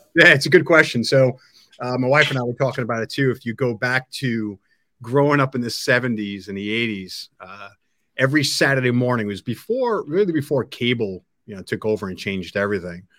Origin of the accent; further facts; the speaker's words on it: Long Island, New York, United States; now in New Jersey, United States; I grew up in New York. I grew up in Long Island